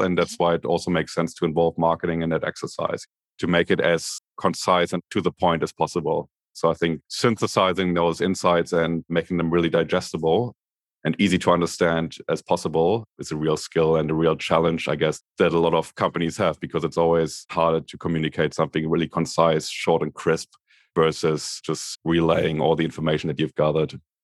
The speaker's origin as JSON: {"language": "English", "region": "Berlin", "country": "Germany", "tie": "born or raised there", "moved": "as an adult", "lives_now": "Sydney, Australia", "said": "I'm originally from Berlin, Germany. Grew up in the divided Berlin in the eighties, West Berlin"}